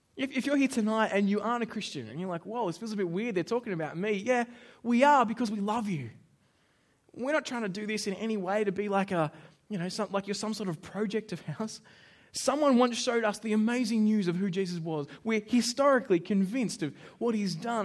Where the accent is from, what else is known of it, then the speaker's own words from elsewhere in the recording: Australia; as an Australian